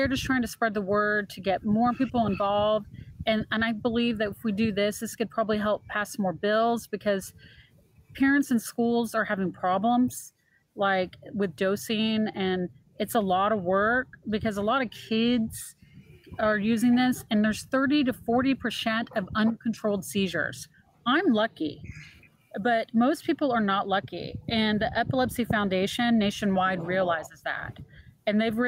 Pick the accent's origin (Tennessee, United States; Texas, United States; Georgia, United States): Texas, United States; I'm actually from Texas.